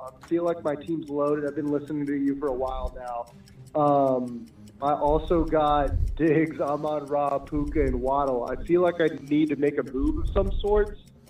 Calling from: Charlotte, North Carolina, United States; I'm from Charlotte, North Carolina.

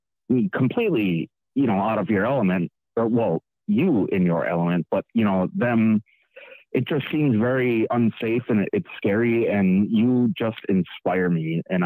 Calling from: Wisconsin, United States

